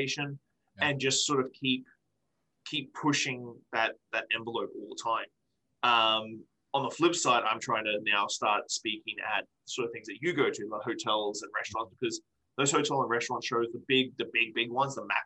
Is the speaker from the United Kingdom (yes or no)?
no; Australia; now in Victoria, Canada; I'm still an Australian dude who lives in Victoria, BC.